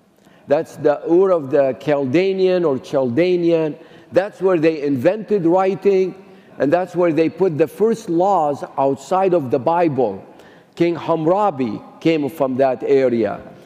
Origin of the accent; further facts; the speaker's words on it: Mosul, Nineveh, Iraq; I became a Christian in Iraq. I was born in Nineveh. My home was 10 miles from the grave of Jonah.